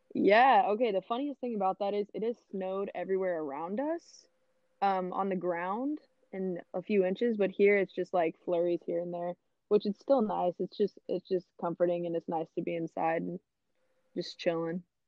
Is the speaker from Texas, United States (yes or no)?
yes; Fort Worth, Texas, United States; I am born and raised in Fort Worth, Texas. Um, I've been here my whole life